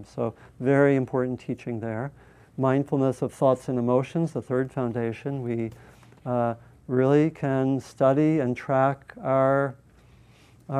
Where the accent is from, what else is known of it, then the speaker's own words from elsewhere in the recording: United States; I'm an American.